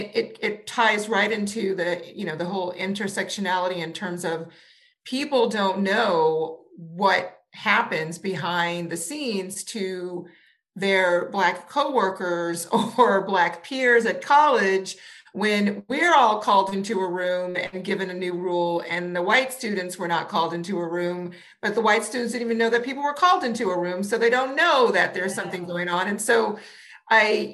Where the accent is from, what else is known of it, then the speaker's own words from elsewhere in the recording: New Orleans, Louisiana, United States; I grew up in New Orleans, which was, from my perspective growing up, very diverse